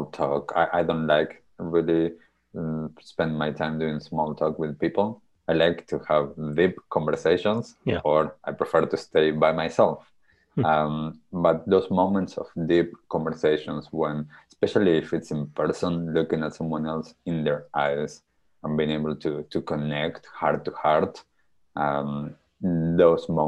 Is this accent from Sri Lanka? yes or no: no; Argentina; moved away; when I was young, growing up in Argentina.